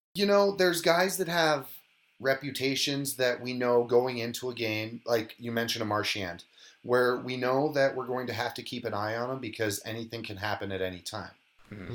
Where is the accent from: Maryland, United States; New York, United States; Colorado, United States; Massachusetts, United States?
Colorado, United States; moved away as an adult; also born or lived in Minnesota; I grew up in Colorado